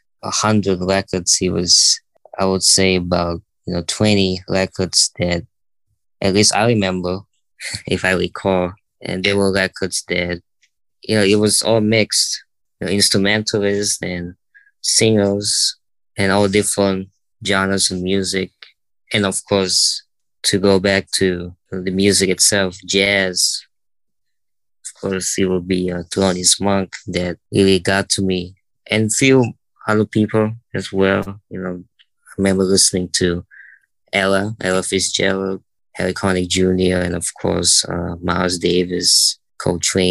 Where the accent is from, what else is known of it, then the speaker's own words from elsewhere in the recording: Bali, Indonesia; also born or lived in Jakarta, Indonesia; Bali, where I was born